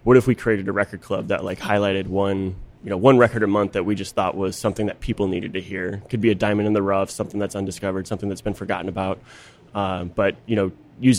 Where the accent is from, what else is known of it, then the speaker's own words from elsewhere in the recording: just outside Chicago, Illinois, United States; I grew up just outside Chicago, so I know Loyola.